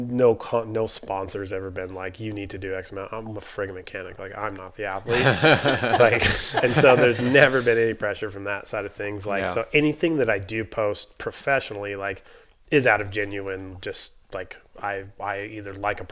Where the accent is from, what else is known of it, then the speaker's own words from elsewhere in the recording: South Dakota, United States; I grew up in the Midwest in South Dakota, primarily just on a ranch and ranching family